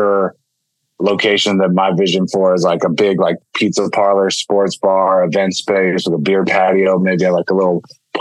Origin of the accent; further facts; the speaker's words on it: Pittsburgh, Pennsylvania, United States; growing up in Pittsburgh